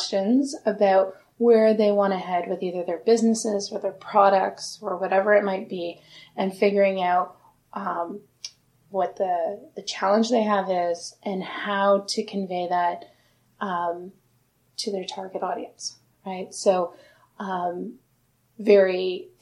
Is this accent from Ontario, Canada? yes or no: yes; Sarnia, Ontario, Canada; moved away as an adult; also born or lived in Kingston, Ontario; now in Toronto, Canada; I grew up in Sarnia, about 3 hours from here